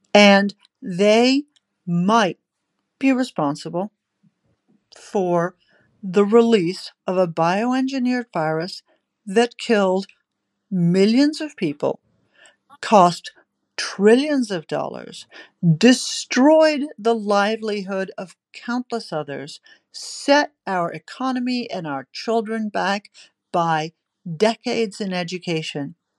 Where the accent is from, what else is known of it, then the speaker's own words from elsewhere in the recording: Victoria, Australia; my home state that I've talked about repeatedly in Australia, Victoria